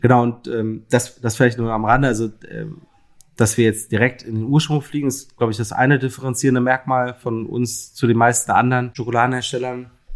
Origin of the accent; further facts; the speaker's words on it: Berlin, Germany; also born or lived in Mainz / Lüneburg; ich bin ja Berliner, in Berlin geboren und äh, bis auf einen kleinen Zwischenstopp in Mainz